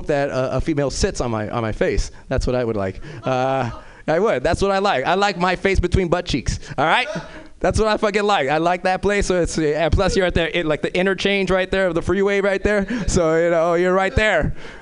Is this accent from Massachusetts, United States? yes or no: no; Los Angeles, California, United States; I'm originally from South Central